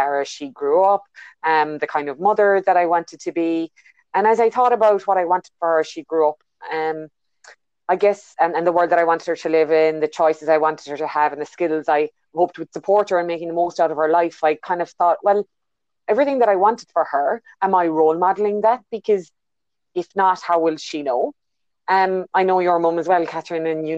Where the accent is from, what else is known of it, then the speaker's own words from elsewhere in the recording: Ireland; moved away as an adult; now in New Zealand; you can hear by my accent, I'm not originally a New Zealander. I was born in Ireland and I've been in New Zealand just over 10 years ago now